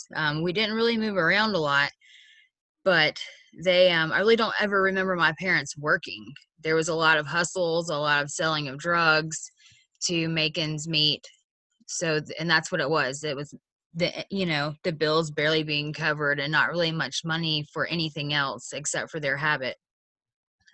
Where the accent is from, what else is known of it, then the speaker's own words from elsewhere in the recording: Atlanta, Georgia, United States; I'm from Atlanta